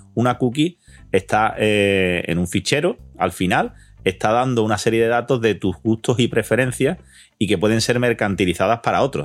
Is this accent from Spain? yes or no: yes; Andalusia, Spain; como andaluces que somos